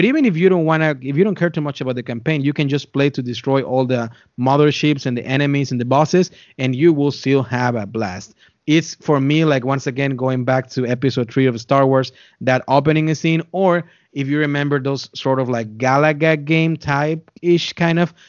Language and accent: English; Texas, United States; also born or lived in North Dakota; now in Indianapolis, United States; I come from Texas, and then I spent some time in North Dakota, and now here in Indianapolis, Indiana